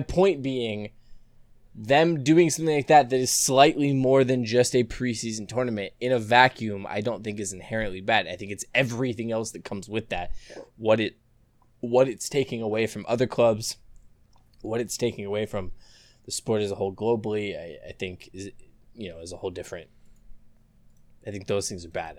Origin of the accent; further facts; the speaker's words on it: Orlando, Florida, United States; I grew up here in Orlando